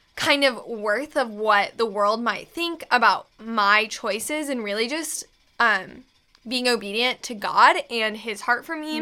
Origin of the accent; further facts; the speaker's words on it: Manhattan, Kansas, United States; I'm from Manhattan, Kansas